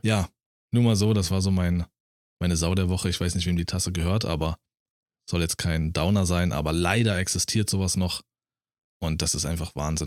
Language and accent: German; Berlin, Germany; also born or lived in Thuringia; now in Brandenburg, Germany; war ich selbst als Berliner, war ich ein bunter Hund. Nur weil ich aus Berlin komme